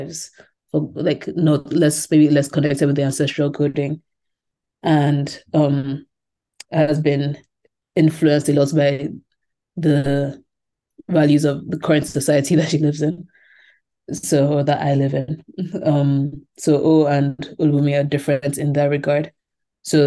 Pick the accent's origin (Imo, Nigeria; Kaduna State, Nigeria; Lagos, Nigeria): Lagos, Nigeria; moved away; also born or lived in England; growing up in Lagos